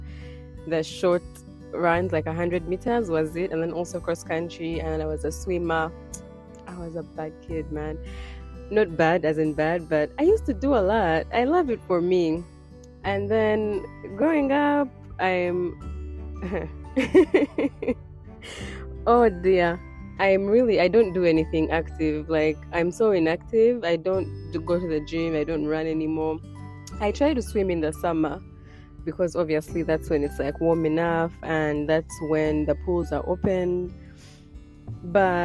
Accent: Kampala, Central Region, Uganda; now in United States; I was born and raised in Uganda, Kampala, Uganda. And I currently live in the United States.

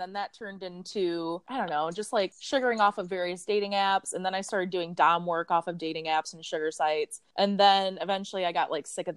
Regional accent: Michigan, United States; moved away as an adult; now in Chicago, United States; I'm from Michigan originally. I've been in Chicago I moved here for college.

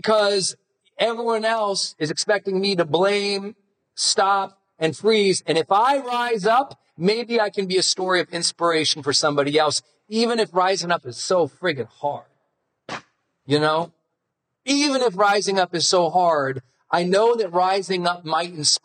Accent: Montana, United States; I'm from Montana

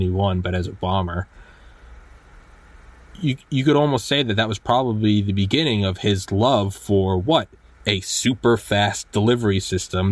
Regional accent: United States; I'm an American and I love America

